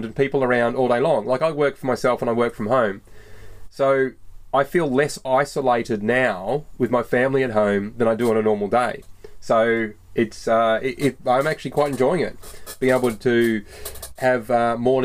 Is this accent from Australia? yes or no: yes; Australia; We're Aussie blokes